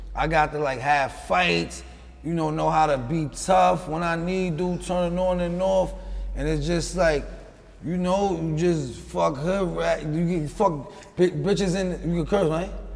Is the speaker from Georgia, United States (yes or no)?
no; New York City, New York, United States; also born or lived in Houston, Texas; I'm from Long Island City, Queens.